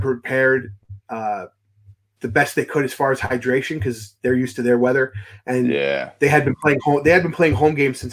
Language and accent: English; United States; growing up in the States